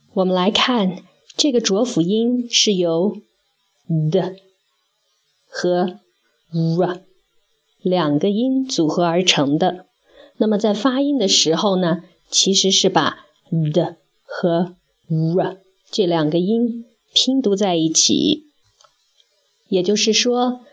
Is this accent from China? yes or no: yes; China; 我们中国人读错的比例非常地高